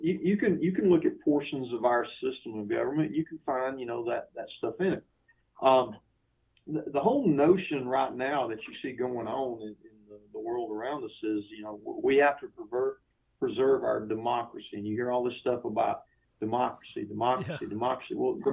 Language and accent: English; United States; also born or lived in Georgia; as an American citizen